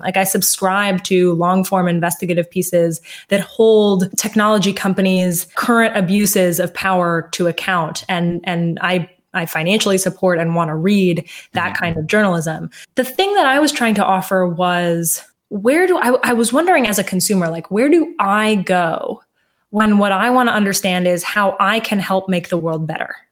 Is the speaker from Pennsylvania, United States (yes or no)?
no; Washington, District of Columbia, United States; i grew up in washington d.c